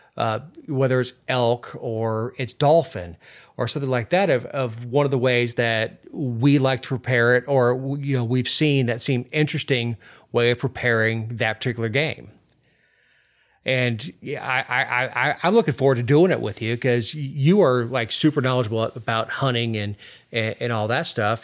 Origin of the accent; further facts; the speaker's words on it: South Florida, United States; I'm from South Florida, the heart of sport fishing country.